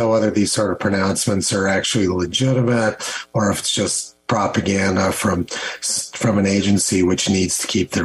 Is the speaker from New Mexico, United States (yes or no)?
yes; Los Alamos, New Mexico, United States; I grew up in Los Alamos